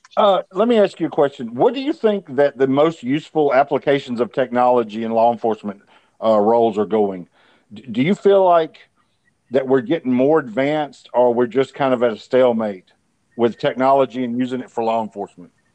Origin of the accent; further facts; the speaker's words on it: Montgomery, Alabama, United States; I'm from Montgomery